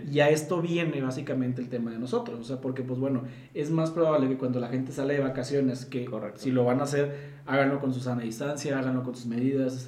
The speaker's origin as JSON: {"language": "Spanish", "country": "Mexico", "said": "yo como, como ciudadano mexicano"}